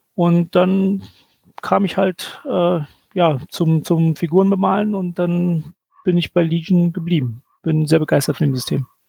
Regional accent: Berlin, Germany; Also ich komme aus Berlin

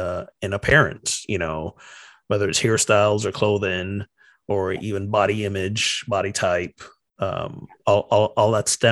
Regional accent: Barbados; now in United States; Meanwhile, I'm from Barbados, and this is now in the U.S. At that time, it was like the third place in the U.S. I'm living.

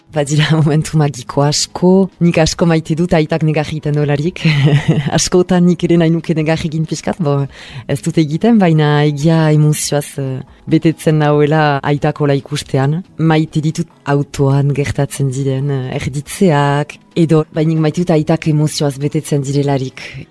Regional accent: Bayonne, Nouvelle-Aquitaine, France; bai honan sortua naiz

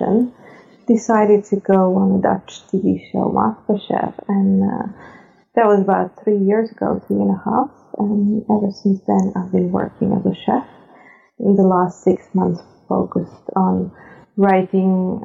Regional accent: Serbia; moved away as an adult; now in Netherlands; I'm originally from Serbia. I've been living in the Netherlands for 18 years now

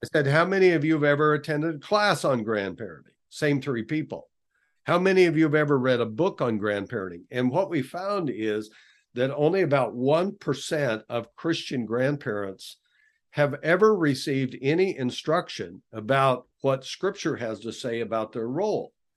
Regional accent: western Nebraska, United States; I grew up on the Cattle Ranch in western Nebraska

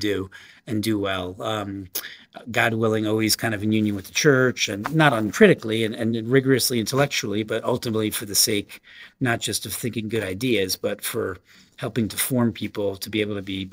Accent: New York, United States; moved away as an adult; now in South Bend, United States; I grew up in New York

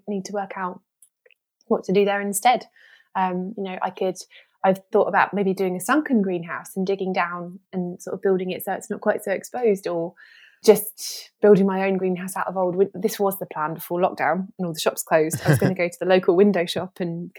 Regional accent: Kent coast, South East England, United Kingdom; moved away; also born or lived in Devon; I grew up on the Kent coast

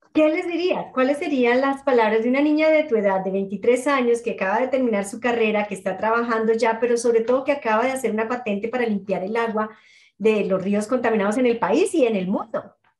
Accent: Colombia; moved away; como colombiana en el exterior

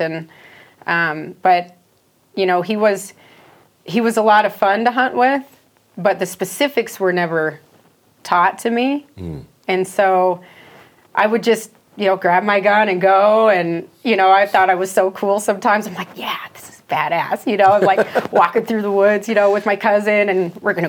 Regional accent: Philipsburg, Montana, United States; I grew up in Phillipsburg, Montana. It's a town of 900

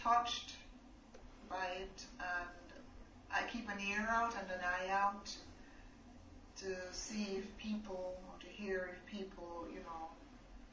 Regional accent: Jamaica; also born or lived in England; now in China; I was born in Jamaica.

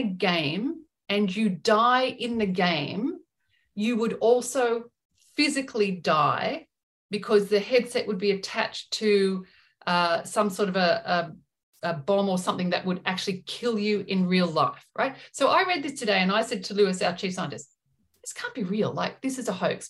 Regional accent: Australia; us being Australian

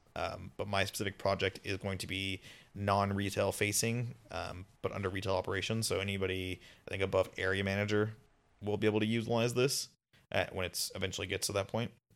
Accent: Las Vegas, Nevada, United States; moved away as an adult; now in Seattle, United States; I'm from Vegas

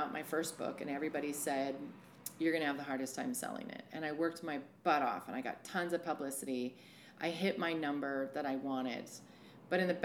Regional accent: San Francisco, California, United States; moved away as an adult; also born or lived in Portland, Oregon; now in Astoria, United States; I grew up in San Francisco

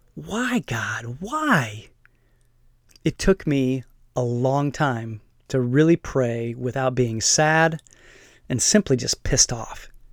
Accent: Fort Wayne, Indiana, United States; moved away; back in my hometown of Fort Wayne

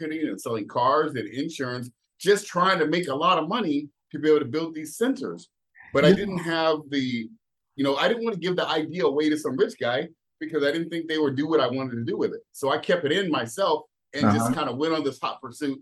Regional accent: San Jose, California, United States; moved away as an adult; now in Jacksonville, United States; when I was 18 years old, I had a very unique situation. I moved from San Jose.

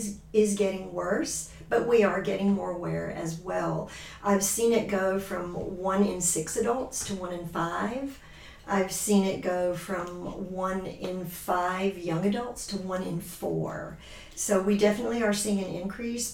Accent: Georgia, United States; moved away as an adult; now in Michigan, United States; I'm from Georgia. I've been in Michigan since 2017.

